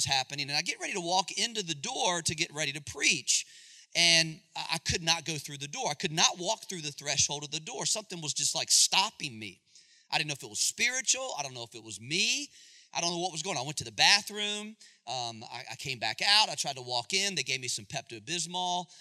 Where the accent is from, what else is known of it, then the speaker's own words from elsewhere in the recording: Charlotte, North Carolina, United States; I'm from Charlotte